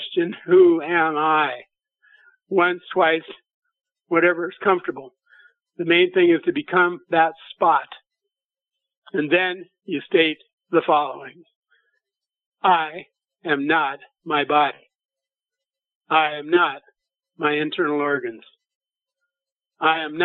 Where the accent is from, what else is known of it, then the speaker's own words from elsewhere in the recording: Nebraska, United States; moved away; I'm from Nebraska originally.